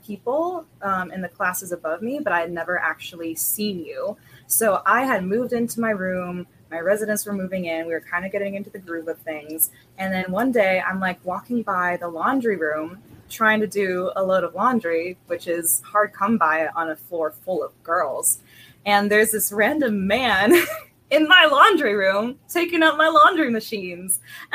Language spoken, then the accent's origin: English; Prince George's County, Maryland, United States; also born or lived in Arizona; when I was 4 years old, we moved to Maryland, PG County, Maryland, and I grew up here